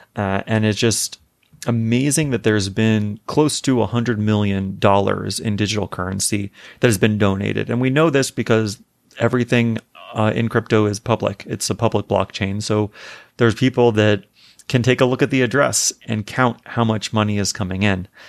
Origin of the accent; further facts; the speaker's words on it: Arizona, United States; moved away as an adult; also born or lived in California / New York; growing up in Arizona, we did not have daylight savings